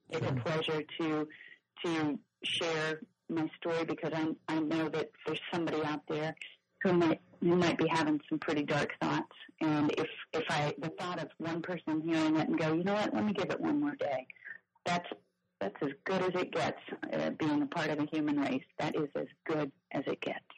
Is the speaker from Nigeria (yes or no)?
no; Kansas City, Missouri, United States; moved away as an adult; also born or lived in Nashville; I lived in Nashville for 20 years, but I was born and raised in Kansas City